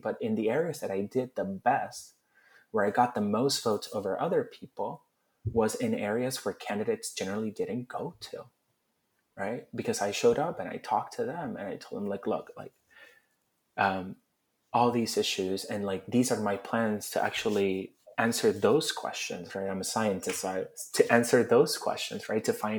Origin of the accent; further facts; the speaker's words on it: Puerto Rico; had I grown up the same way I grew up in Puerto Rico, but in Philly